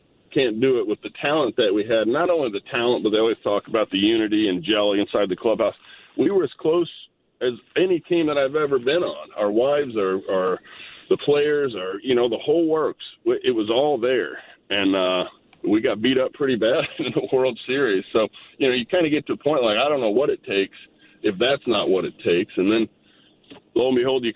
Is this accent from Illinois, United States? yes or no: no; Jasper, Indiana, United States; we grew up in Jasper, Indiana.